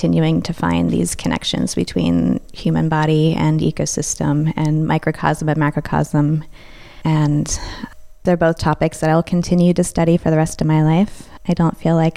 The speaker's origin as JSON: {"language": "English", "town": "Westminster", "region": "Maryland", "country": "United States", "moved": "yes", "lives_now": "Shepherdstown, United States", "said": "I'm originally from Westminster, Maryland, but currently living in Shepherdstown, West Virginia."}